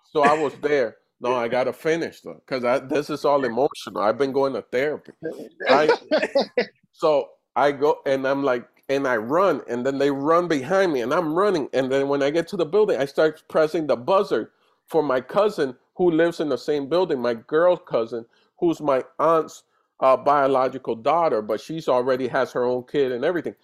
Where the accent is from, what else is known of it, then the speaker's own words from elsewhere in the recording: New York City, New York, United States; also born or lived in Dominican Republic / Puerto Rico; I was raised in DR for most of my childhood. At set no at six, I go to New York and I go to the Bronx.